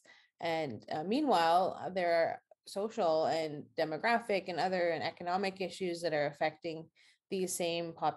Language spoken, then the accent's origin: English; Saskatchewan, Canada; moved away as an adult; now in Boston, United States; I'm originally from Saskatchewan in Canada, in Western Canada